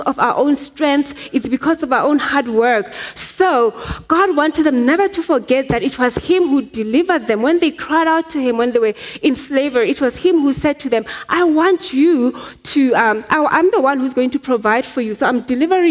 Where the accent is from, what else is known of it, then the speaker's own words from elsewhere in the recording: Soweto, Gauteng, South Africa; I grew up in Soweto.